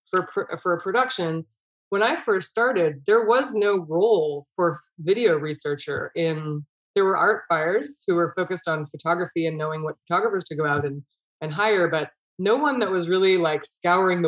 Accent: Bay Area, California, United States; I grew up in the Bay Area, but we are very close to the Sierra Nevada mountains

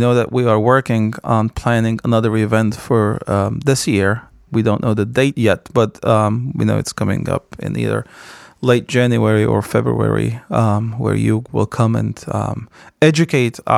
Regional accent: Kessab, Latakia Governorate, Syria; now in United States; I was born in Kesup, Syria, and Kesup, when I was growing up in Kesup in the 80s, was a village

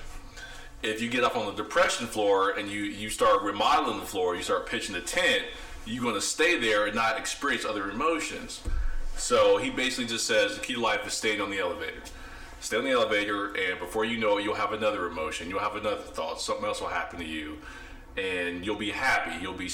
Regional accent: Ohio, United States; moved away as an adult; now in Dallas, United States; I'm from the Midwest, Ohio. So my accent may sound a little different than... the southerner

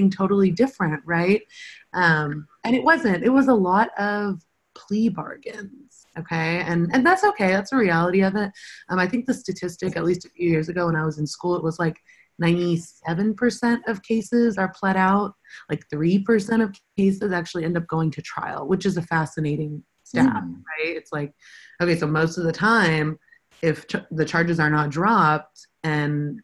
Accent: Euless, Texas, United States; I grew up in Euless, which is in the Mid-Cities area

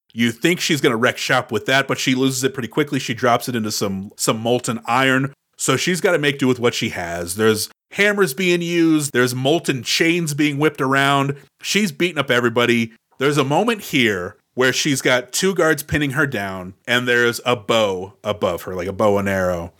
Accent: Houston, Texas, United States; I grew up in Houston, Texas.

